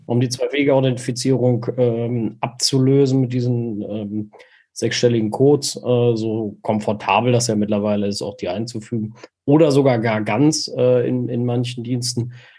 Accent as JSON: {"language": "German", "country": "Germany", "said": "bei uns in Deutschland"}